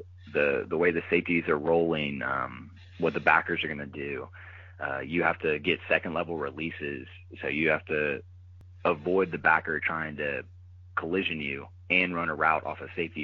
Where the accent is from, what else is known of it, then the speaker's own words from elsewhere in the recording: Louisiana, United States; moved away; growing up in Louisiana